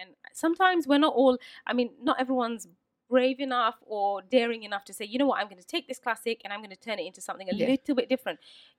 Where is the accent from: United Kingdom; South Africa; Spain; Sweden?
United Kingdom; I think I'm really lucky because I'm a part of lots of different worlds and I'm British. And I think I've spent my whole life trying to work out what is being British to me.